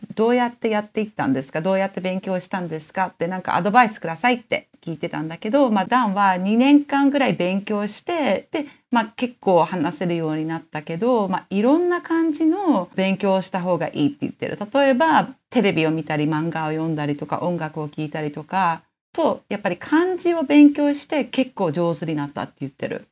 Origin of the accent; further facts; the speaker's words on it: Netherlands; 平日はオランダの小学校で土曜日は補修校の日本人小学校に